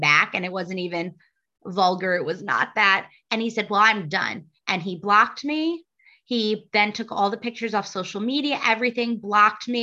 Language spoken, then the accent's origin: English; New Jersey, United States; moved away as an adult; also born or lived in Boston; I'm originally from New Jersey, and then I went on to Boston to study psychology.